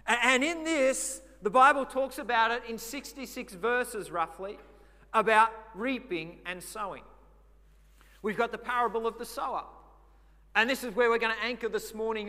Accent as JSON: {"language": "English", "region": "Victoria", "country": "Australia", "tie": "born or raised there", "moved": "yes", "lives_now": "Redcliffe, Australia", "said": "I remember as a kid growing up, we grew up in Victoria"}